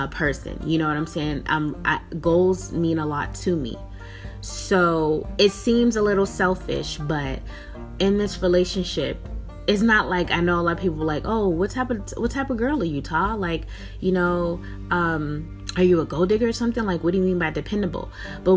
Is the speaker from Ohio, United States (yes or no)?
no; Boston, Massachusetts, United States; moved away as an adult; now in West Coast, United States; I'm born and raised in Boston, Massachusetts